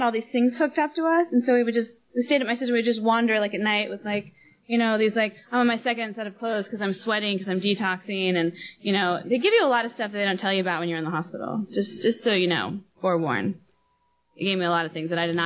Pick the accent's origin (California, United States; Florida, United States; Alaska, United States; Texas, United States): California, United States; Los Angeles; moved away as an adult; now in Nairobi, Kenya; growing up in Los Angeles